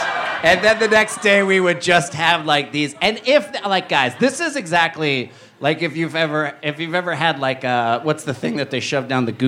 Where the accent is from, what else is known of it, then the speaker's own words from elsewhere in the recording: New Jersey, United States; I'm from Jersey. I say Utz.